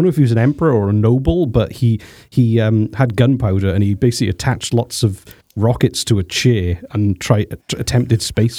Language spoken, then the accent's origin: English; Wales, United Kingdom; accent: Welsh twang; No, I'm Welsh.